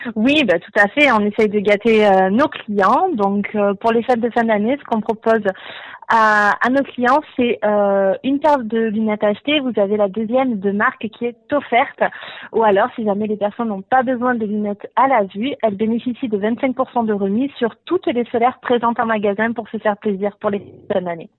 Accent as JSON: {"language": "French", "town": "Marseille", "region": "Provence-Alpes-Côte d'Azur", "country": "France", "tie": "born or raised there", "said": "je suis originaire de Marseille à la base"}